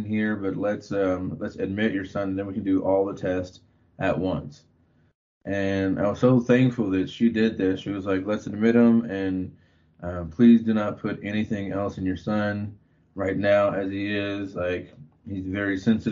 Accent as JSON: {"language": "English", "town": "Abilene", "region": "Texas", "country": "United States", "tie": "born or raised there", "also_born_or_lived": "Austin, Texas", "moved": "as an adult", "lives_now": "Colorado, United States", "said": "I was born and raised in Texas. Born in Abilene, Texas, and lived the last 11 years in Austin before we moved out here"}